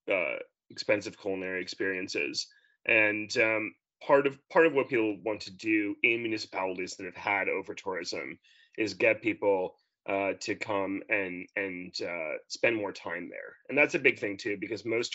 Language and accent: English; New York, United States; moved away as an adult; now in Australia; I'm originally from New York, but I've lived in Australia for 6 years.